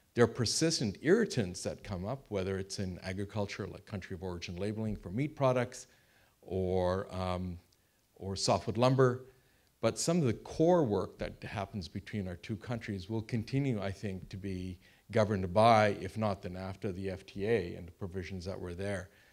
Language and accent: English; Canada; I am Canadian